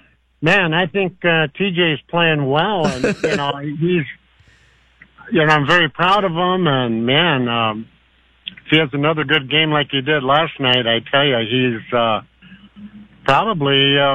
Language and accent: English; Warroad, Minnesota, United States; also born or lived in Buffalo Point, Canada; we're all originally from Warroad and Buffalo Point, Manitoba, which is just across the bay from Warroad.